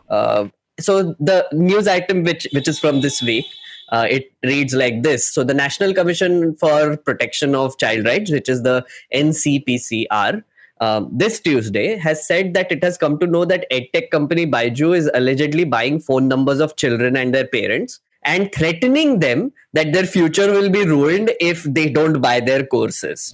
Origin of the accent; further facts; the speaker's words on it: Nagpur, Maharashtra, India; now in Delhi, India; I grew up in Nagpur